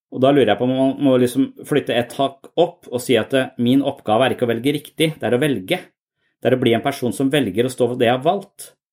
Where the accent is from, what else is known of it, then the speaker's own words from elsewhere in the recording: Eastern Norway, Norway; moved away as an adult; now in Southern Norway (Sørlandet), Norway; jeg er fra Østlandet